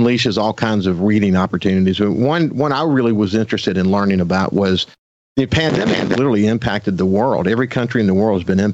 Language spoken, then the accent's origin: English; Gulfport, Mississippi, United States; I grew up in Bayview too